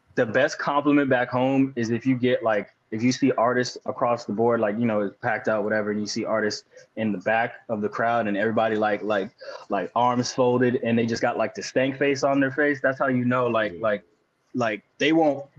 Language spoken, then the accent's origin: English; Daytona Beach, Florida, United States; moved away as an adult; now in New York, United States; That's where I'm from. I'm from Daytona Beach, and it's not like, it's like a mixture of a city and also the sticks.